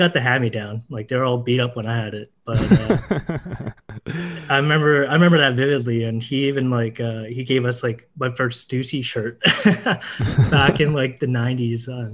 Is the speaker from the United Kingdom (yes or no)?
no; Surrey, British Columbia, Canada; also born or lived in Vancouver / China; I was born in Vancouver and actually raised in Surrey.